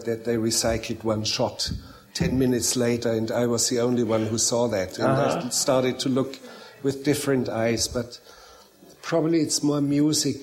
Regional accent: Bavarian Alps, Germany; also born or lived in Munich; I grew up in a very inaccessible, very remote mountain valley in the Bavarian Alps. Actually, I was born in Munich

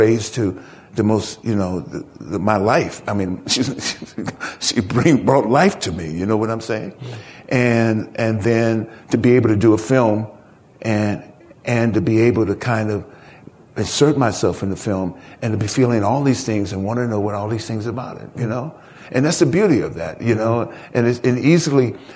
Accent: San Francisco, California, United States; I was born and raised in San Francisco, California, and certainly lived in the Haight-Ashbury, lived in the Haight-Ashbury since I was 11 years old

